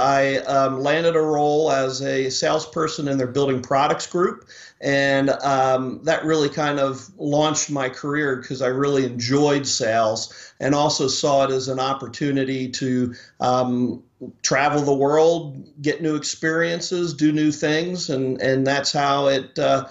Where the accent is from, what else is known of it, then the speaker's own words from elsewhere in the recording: Philadelphia, Pennsylvania, United States; Originally from Philadelphia. My wife as well.